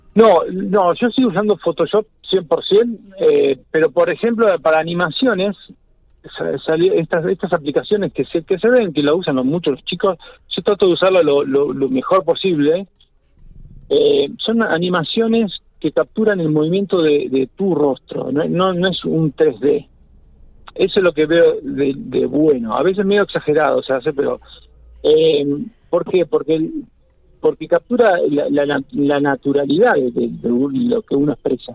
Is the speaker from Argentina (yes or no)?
yes; General Pico, La Pampa, Argentina; moved away as an adult; also born or lived in Buenos Aires; soy de La Pampa y soy de Pico, porque me crié, la verdad que me crié en Pico